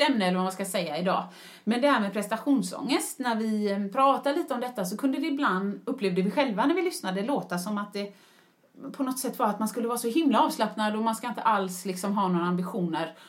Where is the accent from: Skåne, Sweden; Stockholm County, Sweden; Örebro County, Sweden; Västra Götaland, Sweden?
Västra Götaland, Sweden; Gothenburg; moved away as an adult; also born or lived in United Kingdom; jag var hemma i Göteborg